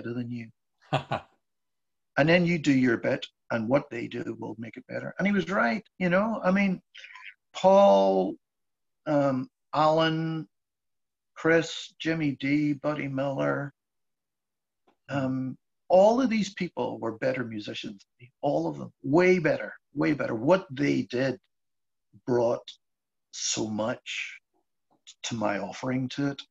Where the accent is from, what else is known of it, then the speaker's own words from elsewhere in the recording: Belfast, Northern Ireland, United Kingdom; now in Wexford, Ireland; I grew up in Belfast